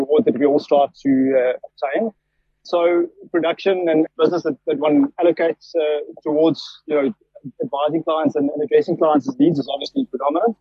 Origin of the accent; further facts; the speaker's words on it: Pretoria, Gauteng, South Africa; I grew up in Pretoria, in the northern suburbs of Pretoria